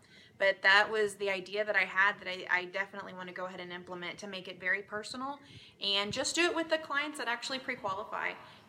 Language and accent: English; Dallas, Texas, United States; I'm from Dallas, Texas.